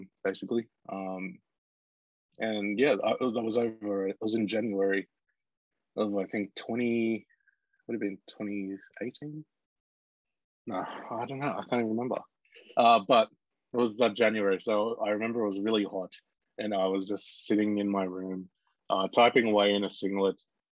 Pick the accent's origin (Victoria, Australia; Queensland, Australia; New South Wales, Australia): New South Wales, Australia; Bega; I grew up in Bega on the far south coast, New South Wales